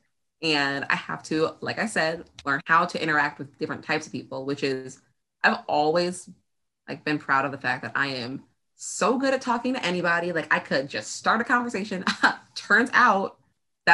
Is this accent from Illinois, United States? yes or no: yes; Chicago, Illinois, United States; moved away as an adult; now in New York, United States; I grew up in Chicago